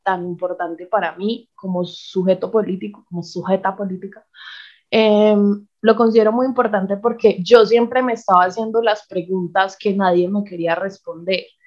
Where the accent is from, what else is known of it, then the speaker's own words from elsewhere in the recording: Paisa, Antioquia, Colombia; first language Spanish; also born or lived in Bogotá; Yo soy una mujer paisa de 27 años.